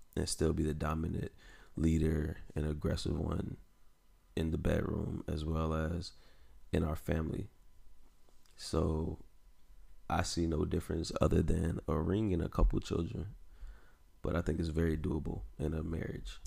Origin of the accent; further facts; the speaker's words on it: the South, United States; I grew up in the South